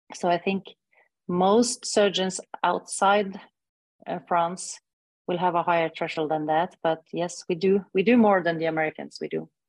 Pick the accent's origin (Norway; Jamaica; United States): Norway; I'm from Northern Europe, from Scandinavia, Norway